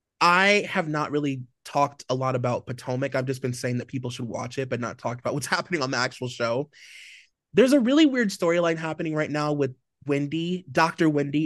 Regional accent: Nigeria; we're both Nigerian, like, we have so much in common, our families literally know each other

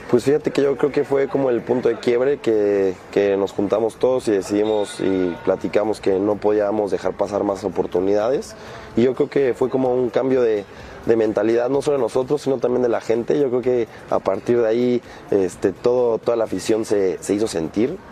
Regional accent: Mexico; somos, somos puro mexicano, representamos al país

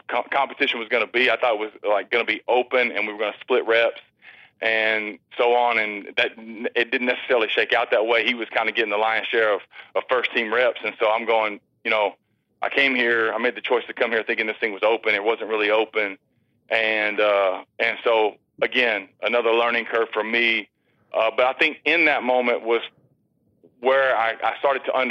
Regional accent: Texas, United States; as a kid growing up in Texas

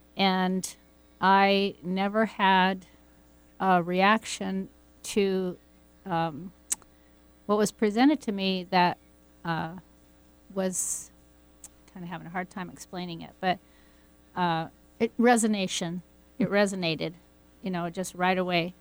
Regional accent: Pacific Northwest, United States; growing up in the Pacific Northwest and going down to the river

